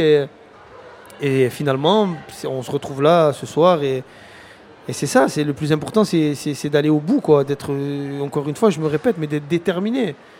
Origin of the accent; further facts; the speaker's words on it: Marseille, Provence-Alpes-Côte d'Azur, France; j'ai grandi à Fontvert